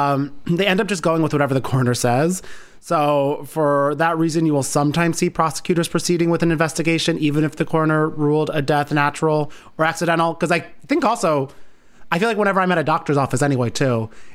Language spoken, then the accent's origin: English; New Jersey, United States; It's funny because there's Union County College in my town, in my hometown.